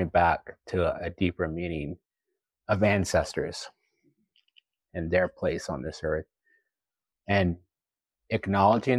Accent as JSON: {"language": "English", "region": "Oklahoma", "country": "United States", "tie": "born or raised there", "also_born_or_lived": "Boston / New York City", "moved": "as an adult", "said": "I grew up in Oklahoma, I grew up with my culture"}